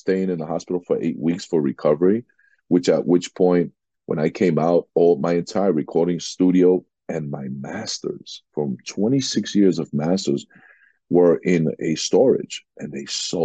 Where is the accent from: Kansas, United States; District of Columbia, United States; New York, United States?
New York, United States; New York City; also born or lived in Jackson Heights, Queens; I'm a New Yorker, native New Yorker, born and raised in Queens and Corona, Queens, and then moved to Jackson Heights.